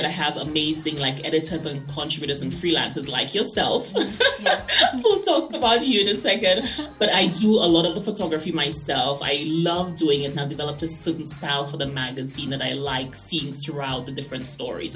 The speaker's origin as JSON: {"language": "English", "country": "St. Lucia", "tie": "born or raised there", "moved": "yes", "lives_now": "Denver, United States", "said": "I grew up in St. Lucia."}